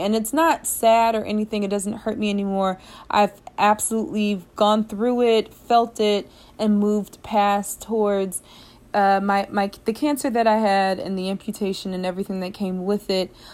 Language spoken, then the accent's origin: English; United States; moved away; this is a different culture than what I'm accustomed to from the United States